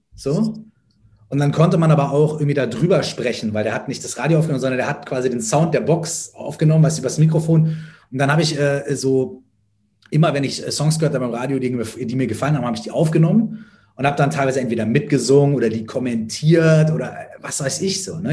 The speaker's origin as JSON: {"language": "German", "town": "Minden", "region": "North Rhine-Westphalia", "country": "Germany", "said": "habe ich mit 13, 14 äh, meinen ersten Auftritt gehabt auf dem Stadtfest bei uns in Minden"}